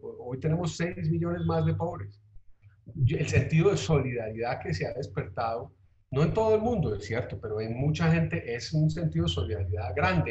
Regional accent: Colombia; nosotros somos muy malos para lo colectivo, Felipe, en Colombia

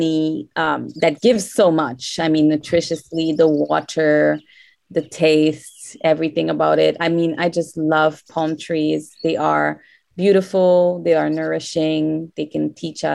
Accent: Canada; English is a second language; I grew up in Canada

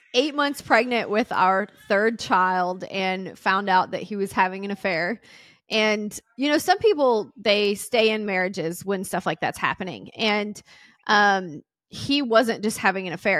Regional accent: the South, United States; I'm from the South, and everyone gets married young

